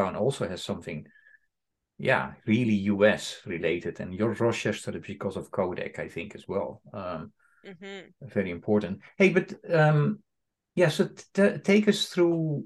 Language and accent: English; Netherlands; I'm coming from the Netherlands